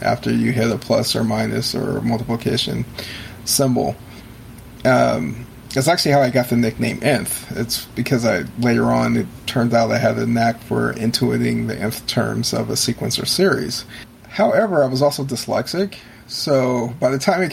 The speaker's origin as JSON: {"language": "English", "area": "San Francisco area", "region": "California", "country": "United States", "tie": "born or raised there", "said": "I grew up in California, which was, at the time anyway, it was pretty bohemian, because I lived in the San Francisco area"}